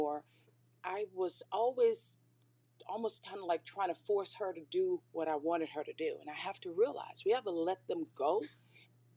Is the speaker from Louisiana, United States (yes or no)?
yes; New Orleans, Louisiana, United States; I was a stubborn girl growing up in New Orleans with my mom